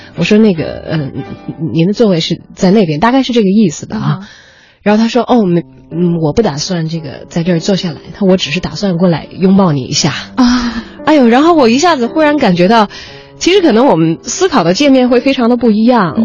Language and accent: Chinese; China; 用我们中国人的话来说